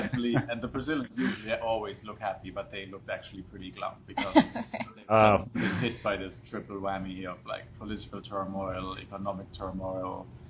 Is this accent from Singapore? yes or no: no; Germany; now in United States; I'm Irish, Danielle, our assistant, is Canadian, I'm German